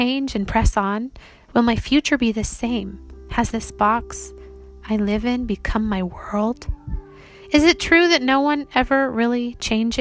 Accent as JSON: {"language": "English", "country": "United States", "also_born_or_lived": "Brazil", "said": "I am introduced as the American friend"}